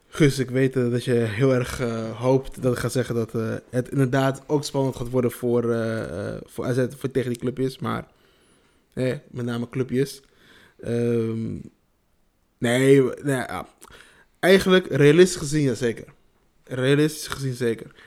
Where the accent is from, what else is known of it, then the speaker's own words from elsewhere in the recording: Nijmegen, Gelderland, Netherlands; trots om een Nijmegen, Nijmegenaar te zijn. Je durft ook als je in een andere stad bent te zeggen van, ja, ik kom uit Nijmegen.